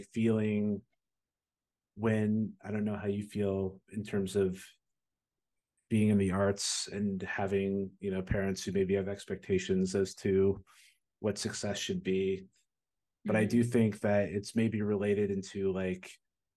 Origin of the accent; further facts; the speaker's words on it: New Jersey, United States; now in Chicago, United States; I grew up in New Jersey